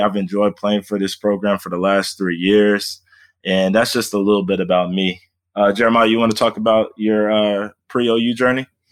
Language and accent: English; Fort Worth, Texas, United States; moved away as an adult; now in Oklahoma, United States; I am formerly from Fort Worth, Texas, uh, D F W area